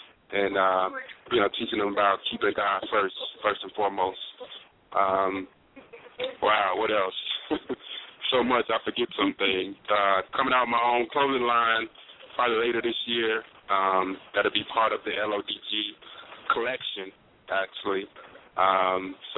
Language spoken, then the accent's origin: English; New Orleans, Louisiana, United States; moved away as an adult; now in Los Angeles, United States; I'm born and raised in New Orleans, Louisiana. Been out in L.A. for about 5 years now.